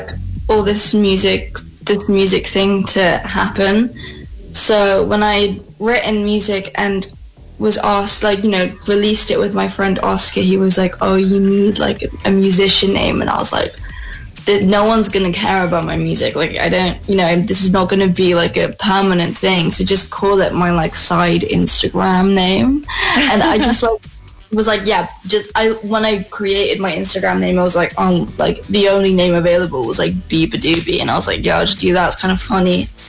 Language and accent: English; Philippines; Both my parents are from Philippines. My dad's from Marinduque